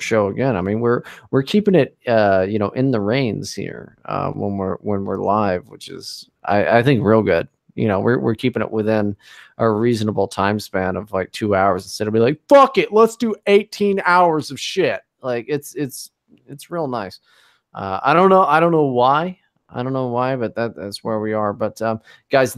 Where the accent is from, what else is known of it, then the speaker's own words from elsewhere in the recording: United States; I'm an American